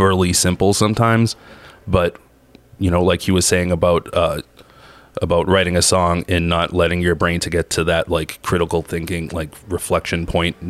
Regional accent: Boston, Massachusetts, United States; I'm from South Boston

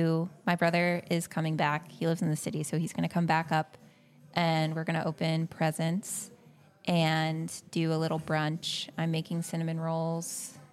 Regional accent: Evanston, Illinois, United States; also born or lived in New Hampshire; I'm from Evanston, but I go to school in New Hampshire.

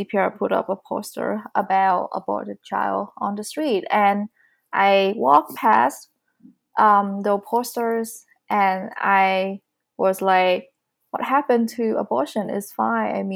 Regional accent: Vietnam; English is a second language; moved away as an adult; now in Calgary, Canada; I'm coming from Vietnam. I've been living in Canada for almost 4 years.

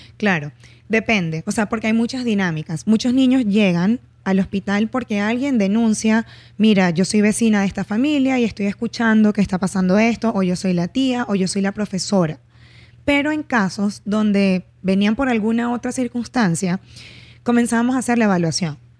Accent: Barquisimeto, Lara, Venezuela; en mi ciudad, yo soy de Barquisimeto, no había psicología en ese entonces.

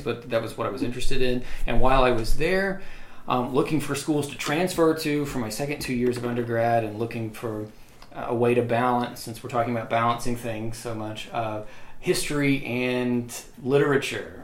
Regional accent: Amory, Mississippi, United States; I was born and raised in Amory, Mississippi

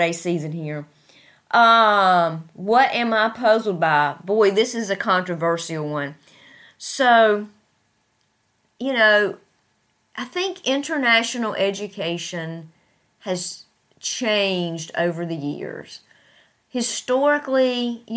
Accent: United States; moved away as an adult; now in Tashkent, Uzbekistan; At the primary university in my hometown that has, that's very prestigious

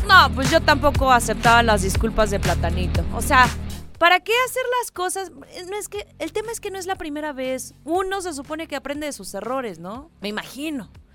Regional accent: Mexico; cómo somos los mexicanos

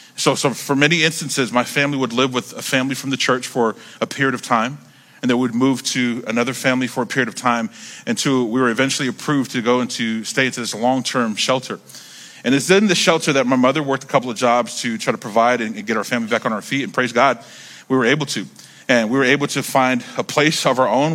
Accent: North Carolina, United States; I grew up in North Carolina

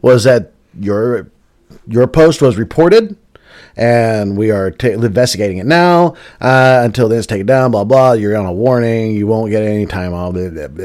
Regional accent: the South, United States; We're from the South

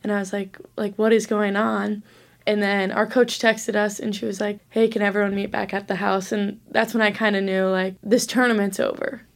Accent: Omaha, Nebraska, United States; moved away as an adult; now in Sioux Falls, United States; I'm from Omaha

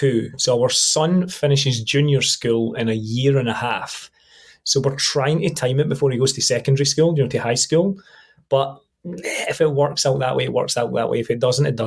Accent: Scotland, United Kingdom; I am right on the Scottish-English border. I'm Scottish, just.

